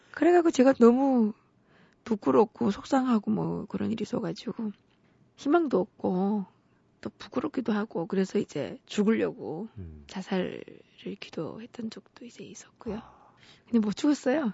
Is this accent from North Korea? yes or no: yes; Pyongyang, North Korea; moved away as an adult; now in South Korea; 제가 탈북한 사람이니까